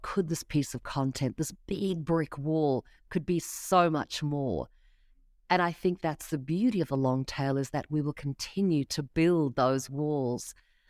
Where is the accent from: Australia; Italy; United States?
Australia; I know nothing about baseball, Jesse. Come on, I'm from Australia. Throw me a cricket question. Throw me an AFL question.